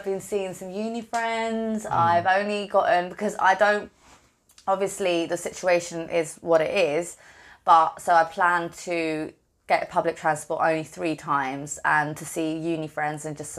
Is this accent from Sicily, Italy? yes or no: yes; Palermo, Sicily, Italy; I come from Palermo where, I don't know Fahrenheit, but in Celsius it was like 35 degrees every day.